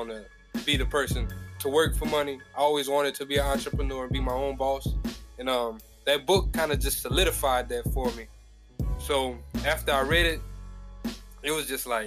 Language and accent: English; Opelousas, Louisiana, United States; moved away as an adult; also born or lived in Dallas, Texas; I'm from Opelousas, Louisiana